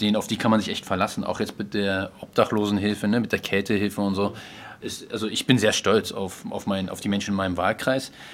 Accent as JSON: {"language": "German", "region": "Berlin", "country": "Germany", "tie": "born or raised there", "said": "ich bin im Schöneberger Norden im Palast aufgewachsen"}